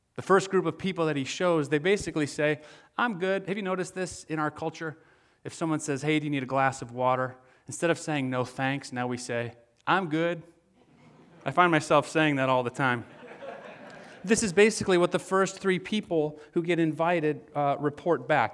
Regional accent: West Michigan, United States; moved away; I'm from West Michigan

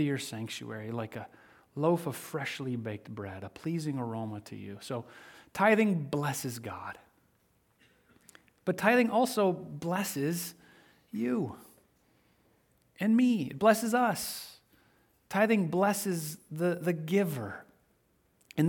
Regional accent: Midwest, United States; I grew up in the Midwest

